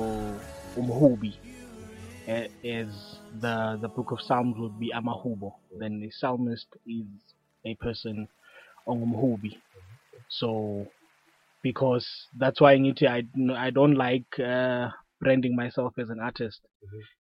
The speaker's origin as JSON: {"language": "English", "town": "Middelburg", "region": "Mpumalanga", "country": "South Africa", "tie": "born or raised there", "said": "I'm from Middleburg, born, bred, and battered in Middleburg"}